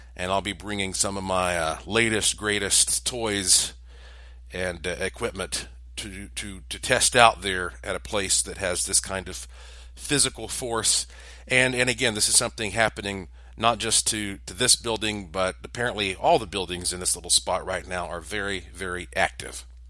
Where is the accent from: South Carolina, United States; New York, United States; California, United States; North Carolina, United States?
North Carolina, United States; Asheville; I am from Asheville, North Carolina, in the heart of the Blue Ridge Mountains